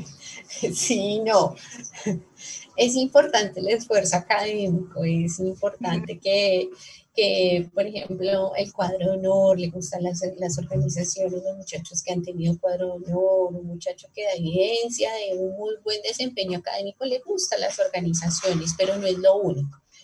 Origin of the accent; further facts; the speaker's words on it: Bogotá, Colombia; moved away as an adult; now in Cali, Colombia; soy rola de nacimiento, pero eh, vivo en Cali hace ya casi 20 años